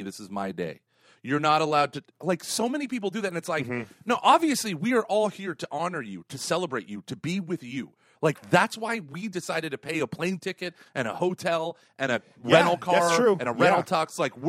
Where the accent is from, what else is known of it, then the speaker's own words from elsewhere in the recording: Dayton, Ohio, United States; I'm from Dayton.